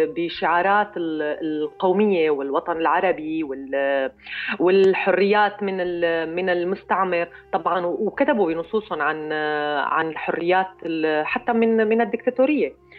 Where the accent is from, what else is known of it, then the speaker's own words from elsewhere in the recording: Syria; كسوريه كسوريه بنتمي لهي الارض ولهذا المكان